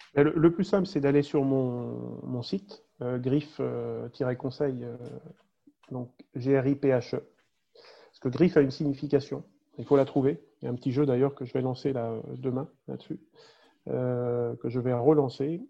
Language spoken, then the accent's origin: French; France; on partage tous en tant que Français